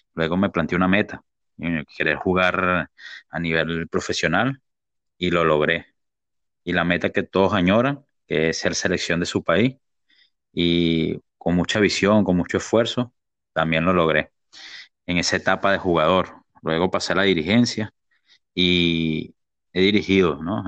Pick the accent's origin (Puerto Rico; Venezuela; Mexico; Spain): Venezuela; moved away as an adult; now in Lima, Peru; De, de mi tierra, Venezuela